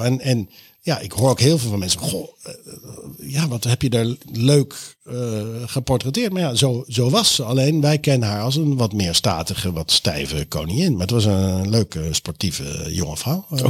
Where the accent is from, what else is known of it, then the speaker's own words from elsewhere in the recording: The Hague, South Holland, Netherlands; ik kom ook uit, ik kom ook uit Den Haag.